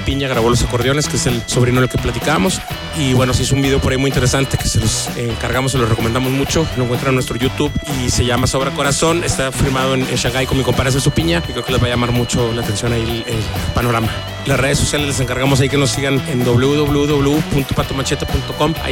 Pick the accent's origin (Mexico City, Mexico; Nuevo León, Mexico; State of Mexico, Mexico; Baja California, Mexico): Nuevo León, Mexico; Monterrey; desde Monterrey, Nuevo León, México, un abrazo grande.